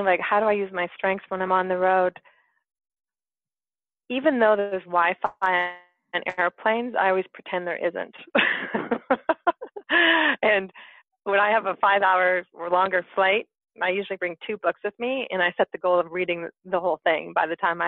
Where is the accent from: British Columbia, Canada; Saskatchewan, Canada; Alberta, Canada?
British Columbia, Canada; Whistler; You are speaking to me in Whistler, British Columbia, my hometown.